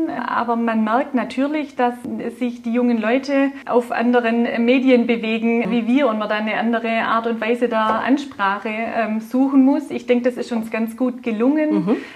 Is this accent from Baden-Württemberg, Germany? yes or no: yes; Baden-Württemberg, Germany; accent: Swabian; Wir sind Schwaben, ich gehe davon aus, man hört das auch an meinem Dialekt.